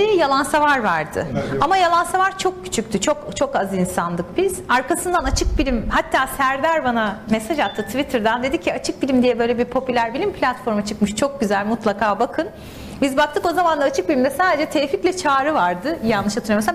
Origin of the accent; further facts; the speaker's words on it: İzmir, Turkey; moved away as an adult; also born or lived in Istanbul; now in San Francisco Bay Area, United States; aslen İzmirliyim. İzmir'de doğdum, büyüdüm